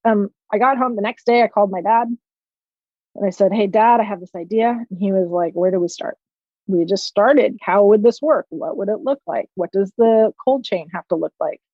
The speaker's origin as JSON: {"language": "English", "town": "Palo Alto", "region": "California", "country": "United States", "tie": "born or raised there", "said": "I grew up in Palo Alto in the 70s"}